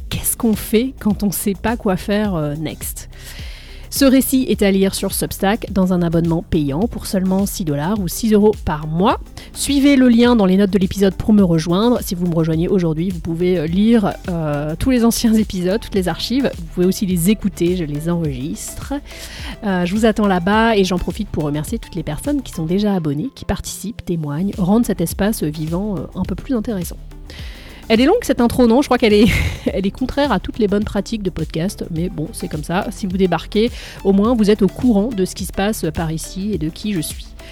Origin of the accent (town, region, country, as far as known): France; moved away as an adult; now in United States